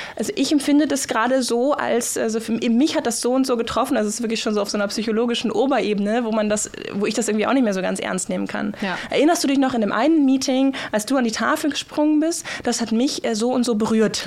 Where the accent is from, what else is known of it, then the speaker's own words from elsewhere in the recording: Germany; now in Norway; als Deutsche